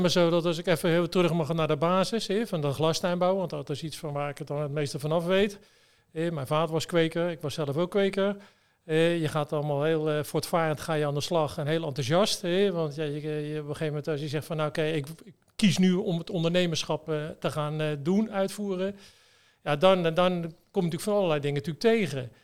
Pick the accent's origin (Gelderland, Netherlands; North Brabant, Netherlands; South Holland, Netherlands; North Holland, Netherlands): South Holland, Netherlands; Westland; ik kom ook uit het Westland